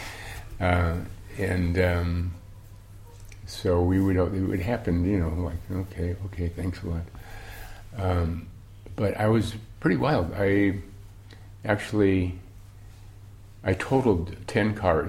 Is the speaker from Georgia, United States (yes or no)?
no; Milwaukee, Wisconsin, United States; We grew up in Milwaukee, Wisconsin, started drinking beer when I was 3.